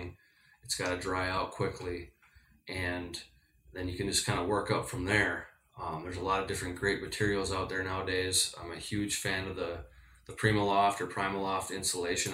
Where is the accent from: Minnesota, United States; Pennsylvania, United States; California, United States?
Minnesota, United States; I'm from Minnesota